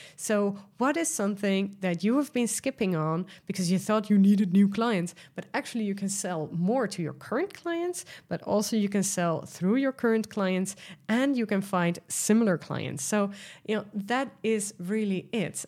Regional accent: Netherlands; accent: Dutch; English is a second language; I am Dutch, as you might hear from my accent

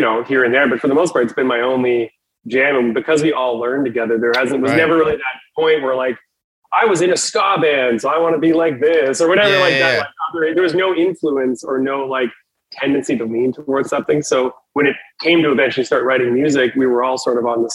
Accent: Southern Saskatchewan, Canada; we're from Southern Saskatchewan is where we're from

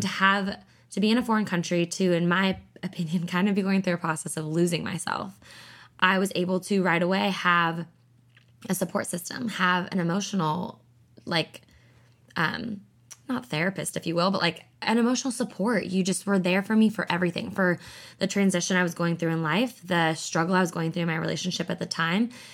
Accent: about an hour north of Seattle, Washington, United States; I'm up from about an hour north of Seattle. So, we actually moved back to my hometown

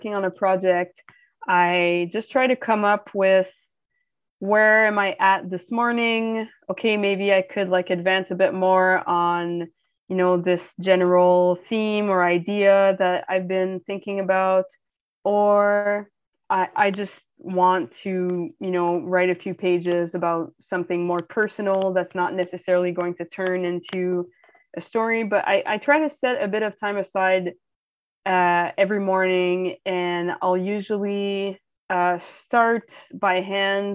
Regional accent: Ottawa, Ontario, Canada; Ottawa, which is my hometown

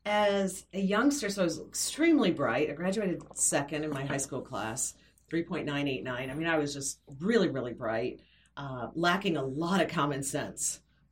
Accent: Flint, Michigan, United States; I'm from Flint, Michigan, which is just a devastatingly poor area that has been hit by the recession.

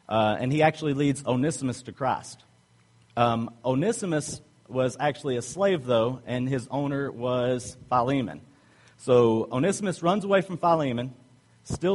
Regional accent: the South, United States; accent: Southern; I'm from the South

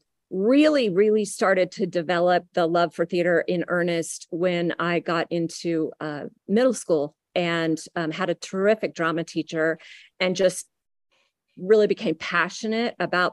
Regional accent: Texas, United States; I was born in the Panhandle, lived in Austin, Southern Texas. I lived in Del Rio, Galveston, kind of moved around quite a bit.

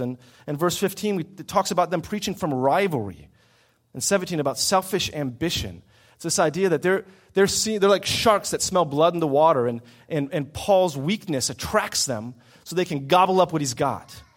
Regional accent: United States; our lives as American Christians

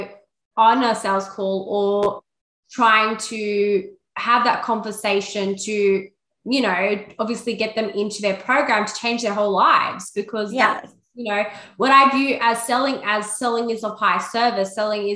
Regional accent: Sydney, New South Wales, Australia; I'm actually from Sydney, Australia.

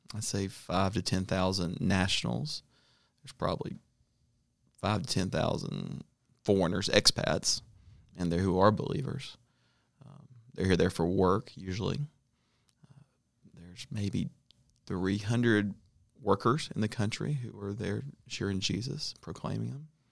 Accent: Atlanta, Georgia, United States; moved away as an adult; now in North Africa; I grew up in Atlanta

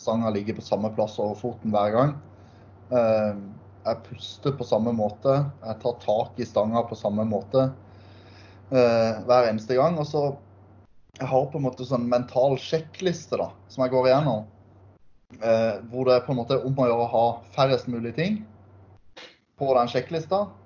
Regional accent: Sørlandet, Southern Norway, Norway; der jeg kommer fra på Sørlandet

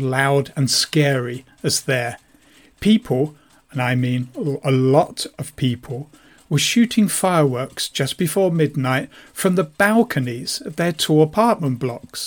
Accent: England, United Kingdom; moved away as an adult; also born or lived in Moscow, Russia; now in Latvia; my home country of England

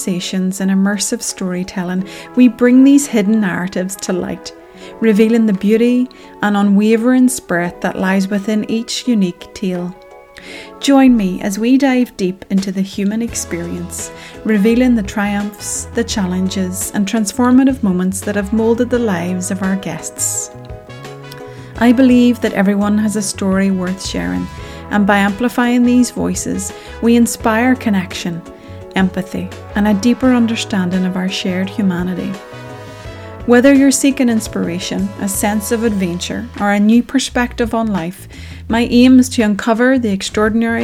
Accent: Northern Ireland, United Kingdom; As a Northern Irish woman and proud mum

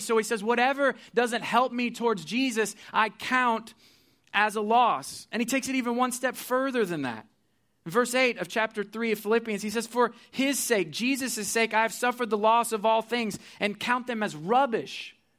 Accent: Missouri, United States; I'm from Missouri, so I went back to my university there

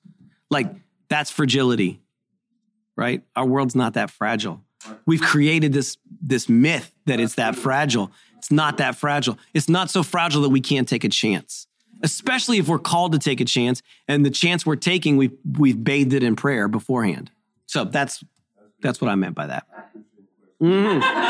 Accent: Haiti; I'm a missionary kid. I grew up in Haiti.

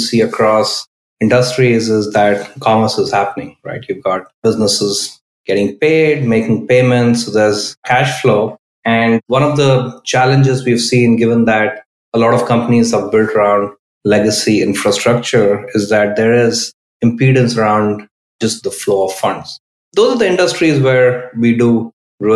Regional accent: Bangalore, Karnataka, India; moved away as an adult; now in Bay Area, United States; I grew up in India. I spent half my life in India, most of it in Bangalore

